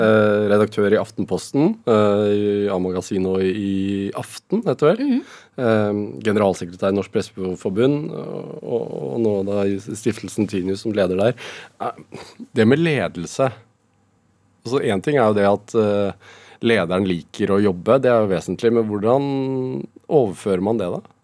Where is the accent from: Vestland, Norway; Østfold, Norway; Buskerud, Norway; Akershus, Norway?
Østfold, Norway; Sarpsborg; Jeg er fra Sarpsborg sjøl